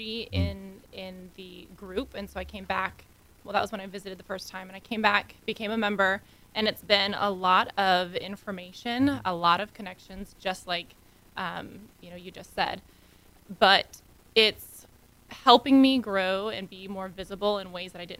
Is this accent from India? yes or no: no; Illinois, United States; now in Texas, United States; I'm from Illinois